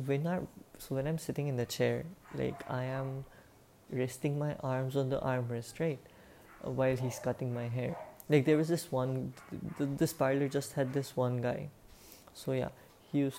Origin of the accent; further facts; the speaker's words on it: India; I am 18 years old, and I am an Indian